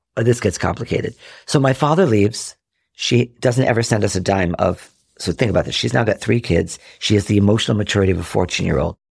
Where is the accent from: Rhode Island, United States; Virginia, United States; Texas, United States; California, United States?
Rhode Island, United States; now in Chicago, United States; I grew up in Rhode Island.